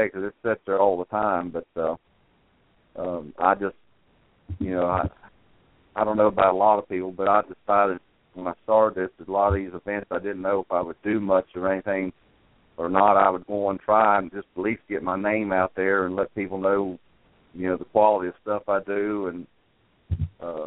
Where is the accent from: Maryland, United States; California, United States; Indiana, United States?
Maryland, United States; now in Sumner County, Tennessee, United States; I'm originally from Maryland